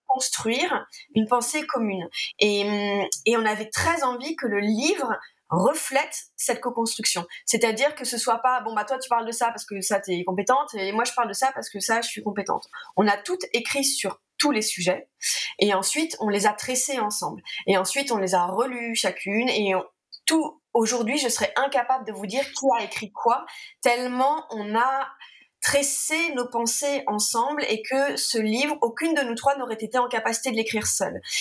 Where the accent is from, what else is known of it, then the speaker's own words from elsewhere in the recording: France; je suis française